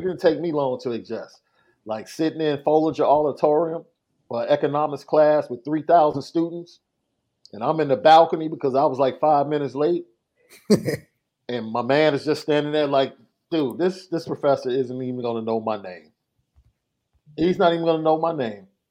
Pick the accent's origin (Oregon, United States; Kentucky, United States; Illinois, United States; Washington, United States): Illinois, United States; Chicago; I came from Morgan Park, bro. Right? One of the most, one of the best academic schools at that time. I don't know what the rank is now but at that time, it was one of the best academic schools in the city